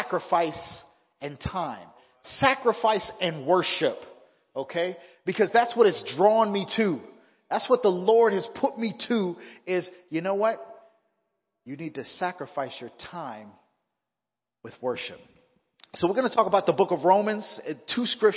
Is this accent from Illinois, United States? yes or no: no; Southern California, United States; moved away as an adult; now in Fresno, United States; I'm originally from Southern California